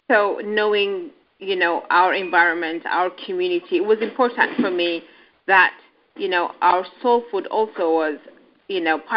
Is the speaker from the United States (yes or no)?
no; Addis Ababa, Ethiopia; also born or lived in Kenya; I'm an Ethiopian.